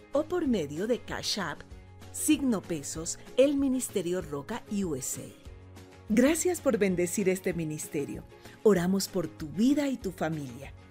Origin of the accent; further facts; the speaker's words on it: Colombia; soy de Colombia